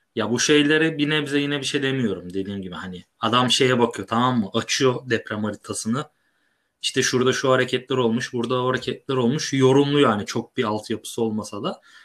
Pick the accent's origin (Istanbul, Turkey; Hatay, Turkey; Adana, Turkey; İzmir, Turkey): İzmir, Turkey; Biz İzmirliyiz.